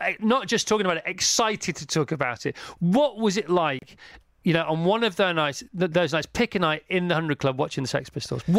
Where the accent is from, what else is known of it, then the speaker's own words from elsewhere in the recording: United Kingdom; even as a Brit